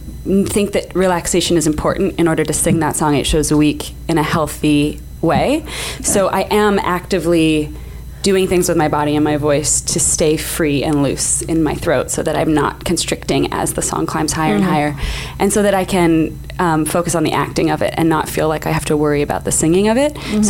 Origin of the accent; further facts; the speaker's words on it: Canada; I am Canadian, it's true.